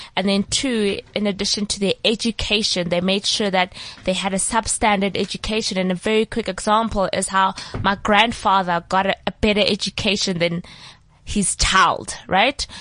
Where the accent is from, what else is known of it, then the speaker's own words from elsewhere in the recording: South Africa; I'm from South Africa